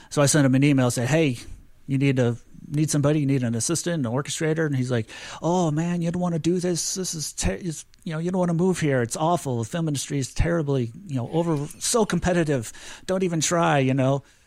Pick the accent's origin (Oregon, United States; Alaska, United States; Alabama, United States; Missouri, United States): Missouri, United States; St. Louis; also born or lived in Springfield, Missouri; I grew up in Saint Louis, Missouri